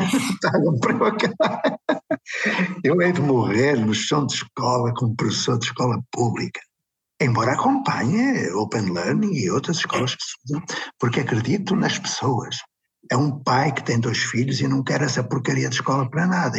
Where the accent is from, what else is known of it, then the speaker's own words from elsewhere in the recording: Porto, Norte, Portugal; quando era pequenino, nasci no Puerto